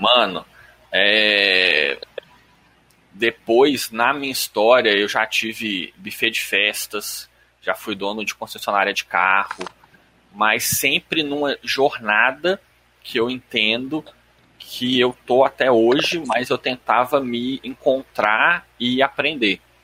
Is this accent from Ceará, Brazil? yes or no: no; Belo Horizonte, Minas Gerais, Brazil; Eu sou de BH, mineiro, raiz